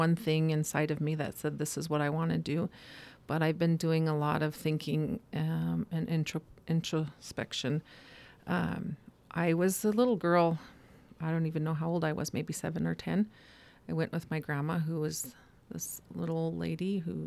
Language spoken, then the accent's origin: English; Blackfeet Nation, Montana, United States; My dad is white, my mom is Native, but I grew up on the Blackfeet Nation